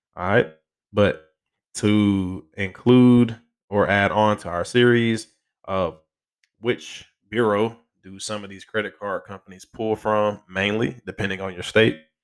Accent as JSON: {"language": "English", "region": "Alabama", "country": "United States", "tie": "born or raised there", "said": "my home state"}